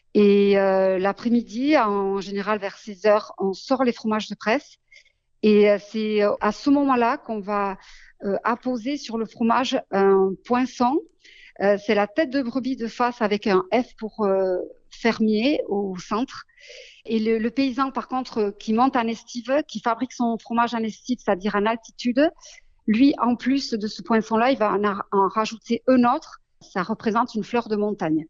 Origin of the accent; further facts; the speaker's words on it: Basque Country, Nouvelle-Aquitaine, France; c'est l'attachement à ma maison natale et à ma terre natale qui, m'a poussée à m'installer.